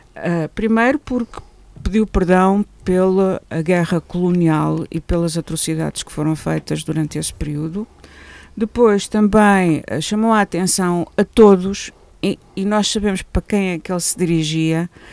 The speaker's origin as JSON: {"language": "Portuguese", "country": "Portugal", "said": "como portuguesa"}